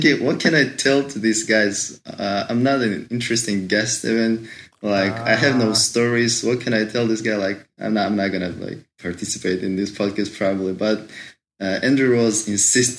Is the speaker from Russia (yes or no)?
yes; Izberbash, Dagestan, Russia; first language Agul; English is a second language; moved away as an adult; also born or lived in St. Petersburg, Russia; now in Moscow, Russia; I was born in Dagestan, in Izbarbash. It's a small town in the central Dagestan, right on the seaside, located right on the seaside.